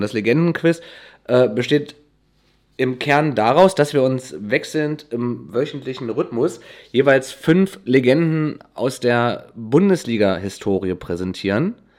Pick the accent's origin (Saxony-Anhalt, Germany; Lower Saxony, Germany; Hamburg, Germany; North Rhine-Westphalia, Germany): Saxony-Anhalt, Germany; Wernigerode; ich komme ja aus Wernigerode, ist, ja, ist im Harz